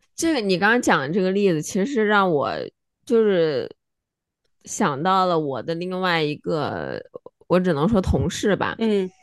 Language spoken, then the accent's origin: Chinese; China; moved away; 我们作为中国人